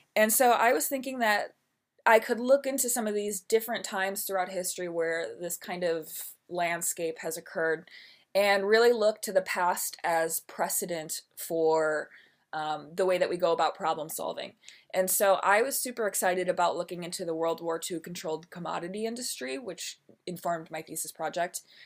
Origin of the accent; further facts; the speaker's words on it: Milwaukee, Wisconsin, United States; moved away; also born or lived in New York City; I am from Milwaukee, Wisconsin, born and raised